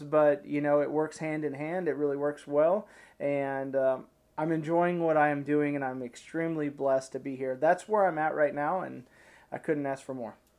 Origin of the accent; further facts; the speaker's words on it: Arkansas, United States; also born or lived in Ozarks; now in Missouri, United States; I'm from Arkansas originally, and now I live just over the line in Missouri.